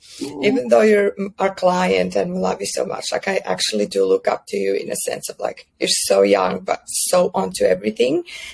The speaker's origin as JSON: {"language": "English", "country": "Croatia", "moved": "as an adult", "lives_now": "Australia", "said": "I'm from Croatia, and I actually started my first business in Croatia when I was 22"}